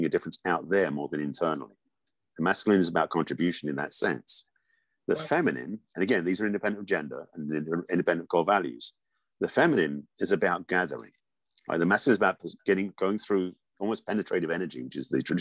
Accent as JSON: {"language": "English", "region": "England", "country": "United Kingdom", "tie": "born or raised there", "moved": "yes", "said": "I grew up in England"}